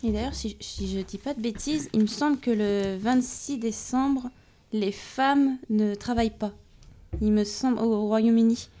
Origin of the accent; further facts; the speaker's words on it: France; chez nous en France